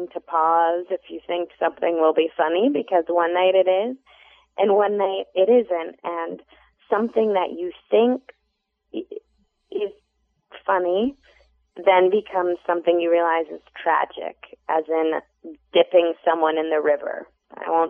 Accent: Boston, Massachusetts, United States; now in Chicago, United States; I'm originally from Boston, and I've love living in Chicago

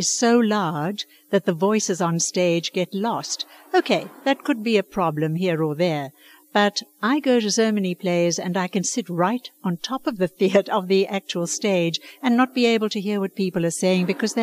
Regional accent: Johannesburg, Gauteng, South Africa; moved away as an adult; now in Chicago, United States; Well, I grew up in South Africa, in Johannesburg. I was educated there, and I've only been in Chicago

